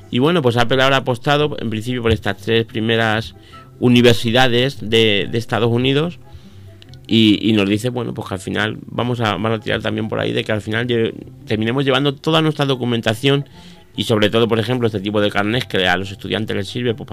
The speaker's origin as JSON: {"language": "Spanish", "town": "Miguel Esteban", "region": "Castilla-La Mancha", "country": "Spain", "tie": "born or raised there", "said": "a mi pueblo, por ejemplo, que, me encuentro que llego al a mi pueblo, mi pueblo es Miguel Esteban, para el que no lo, no lo sepa, me encuentro que llego a Miguel Esteban a 50 kilómetros de aquí"}